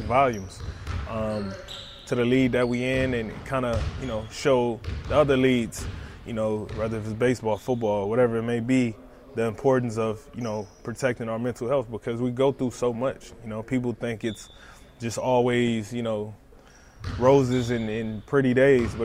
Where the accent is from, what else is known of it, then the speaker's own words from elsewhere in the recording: Compton, California, United States; being a kid growing up in Compton